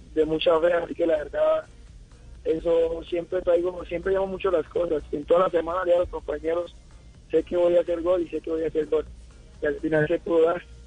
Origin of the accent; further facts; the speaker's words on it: Colombia; now in León, Mexico; mañana ya regreso a Colombia